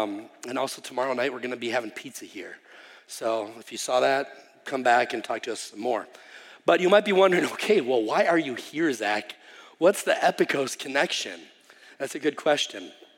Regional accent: Wisconsin, United States; moved away as an adult; now in Czech Republic; No, I grew up here in Wisconsin, actually like Geneva, and I went to the University of Wisconsin Oshkosh

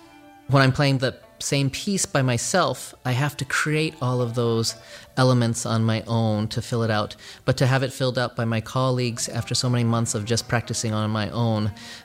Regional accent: San Francisco, California, United States; I'm a cellist with the San Francisco Symphony. I was born and raised right here in San Francisco in the Richmond District. I am what you call an ABC. I'm an American-born Chinese.

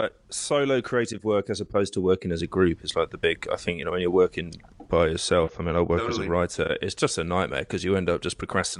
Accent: United Kingdom; moved away; as a British music fan

